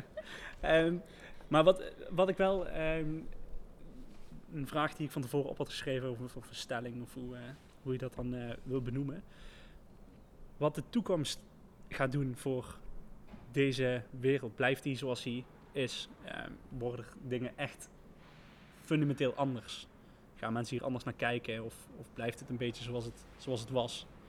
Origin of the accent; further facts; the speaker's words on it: IJsselstein, Netherlands; waar ik vandaan kom, eh, uit, eh, IJsselstein